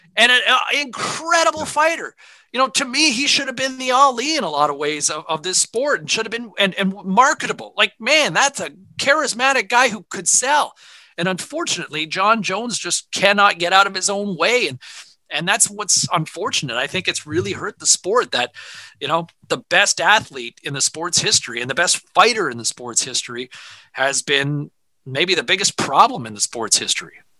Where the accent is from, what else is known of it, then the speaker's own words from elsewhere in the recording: Ottawa, Ontario, Canada; my parents always had 580 CFRA on in the house growing up in Ottawa